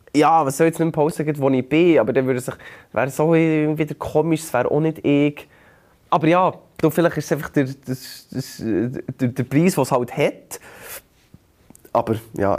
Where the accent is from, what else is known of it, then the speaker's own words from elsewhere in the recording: Bern, Switzerland; bei uns in Bern